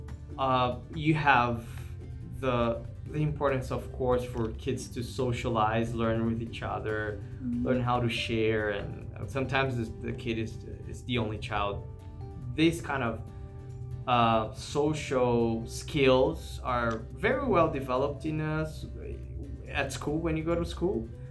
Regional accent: Brazil; English is a second language; in Brazil, my country

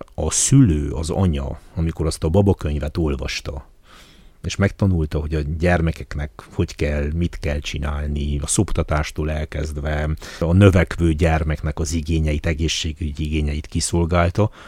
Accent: Háromszék, Covasna County, Romania; én azt gondolom háromszékiként

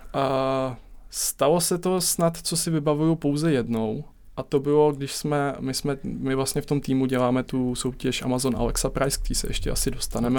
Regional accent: Czechia; my Češi

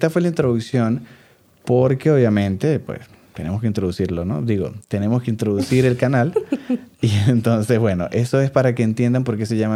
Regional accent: Venezuela; soy mucho más mm. venezolano que ella, me refiero quizás un venezolano más marcado.

